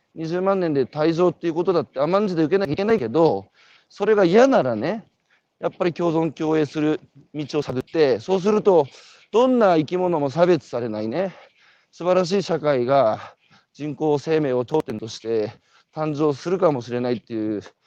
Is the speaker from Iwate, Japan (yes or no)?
yes; Iwate, Japan; 岩手の人間